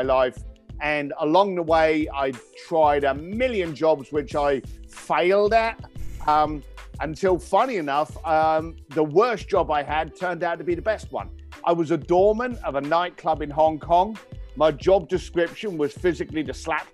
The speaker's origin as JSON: {"language": "English", "region": "London", "country": "United Kingdom", "tie": "born or raised there", "said": "I was raised up in East London"}